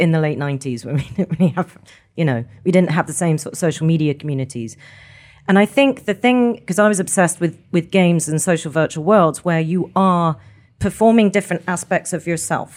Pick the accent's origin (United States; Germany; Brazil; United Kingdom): United Kingdom; Scotland; we're Scottish